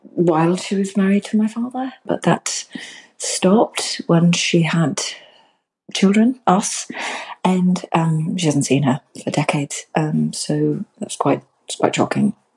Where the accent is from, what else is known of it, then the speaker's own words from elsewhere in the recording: England, United Kingdom; as we English